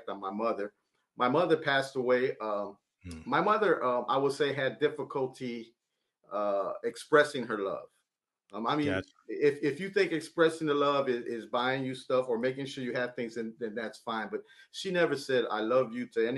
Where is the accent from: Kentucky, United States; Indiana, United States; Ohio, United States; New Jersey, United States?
Indiana, United States; East Chicago; I'm from East Chicago, Indiana.